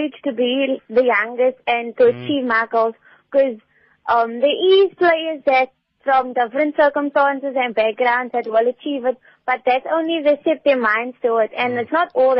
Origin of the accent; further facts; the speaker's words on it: Cape Town, Western Cape, South Africa; I'm from Bonteville, actually